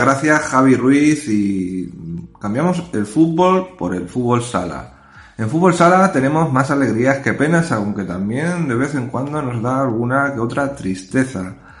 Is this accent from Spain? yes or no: yes; Puertollano, Castilla-La Mancha, Spain; yo, que soy de Puerto Llano